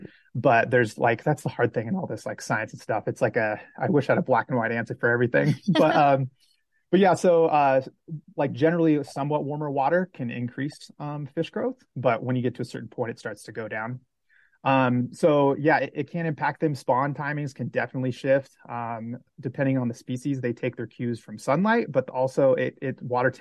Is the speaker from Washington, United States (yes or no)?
yes; Washington, United States; now in Montana, United States; I actually grew up in Washington. So I grew up in the Pacific Northwest before moving over to Montana.